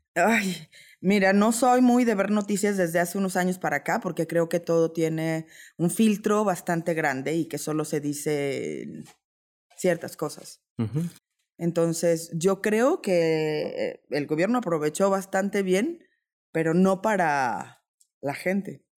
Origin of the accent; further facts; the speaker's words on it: Mexico; como buena mexicana me adapto